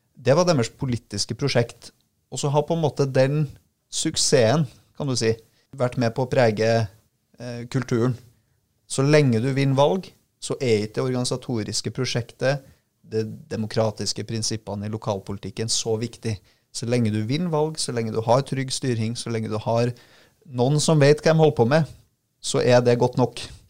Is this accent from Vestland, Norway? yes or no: no; Trondheim, Trøndelag, Norway; Trondheim, som er mitt uh, hjemsted